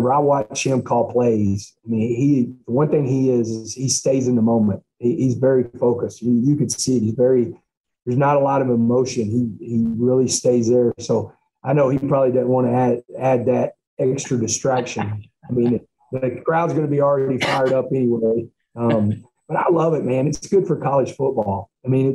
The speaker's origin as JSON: {"language": "English", "town": "Texarkana", "region": "Texas", "country": "United States", "tie": "born or raised there", "also_born_or_lived": "Fort Worth", "said": "I'm a Texan, man. I grew up, I'm born and raised in Texas. I ain't ever been anywhere else"}